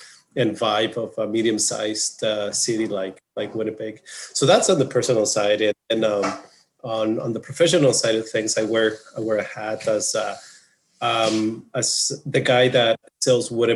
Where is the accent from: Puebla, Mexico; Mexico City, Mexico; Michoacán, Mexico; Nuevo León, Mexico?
Michoacán, Mexico; Morelia; moved away as an adult; now in Manitoba, Canada; I'm originally from Mexico. It's a city called Morelia. It's right in the center of the country.